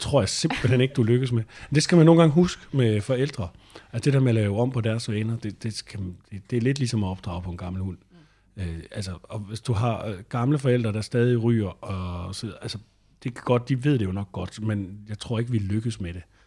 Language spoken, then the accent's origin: Danish; northeast of Randers, Central Denmark Region, Denmark; moved away; hvor jeg voksede op nordøst for Randers